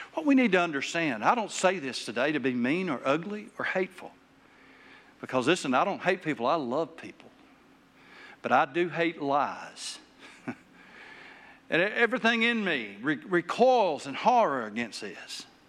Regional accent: Taylor, Arkansas, United States; I grew up in Taylor, Arkansas

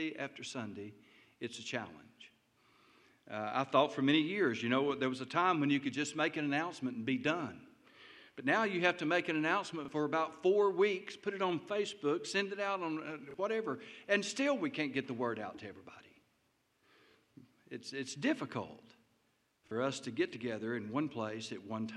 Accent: Taylor, Arkansas, United States; when I was growing up in Taylor, Arkansas

